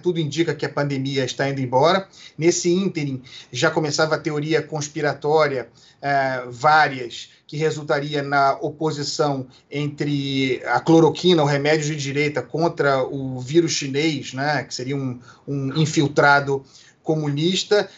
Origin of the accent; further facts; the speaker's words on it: Brazil; como brasileiros